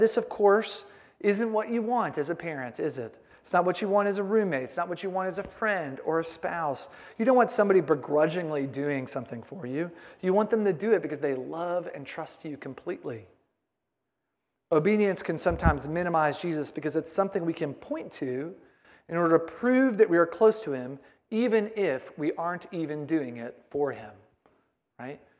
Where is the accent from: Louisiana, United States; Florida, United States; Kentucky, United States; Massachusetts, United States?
Kentucky, United States; Beaver Dam; my hometown of Beaver Dam, Kentucky, uh, in my childhood Church of God church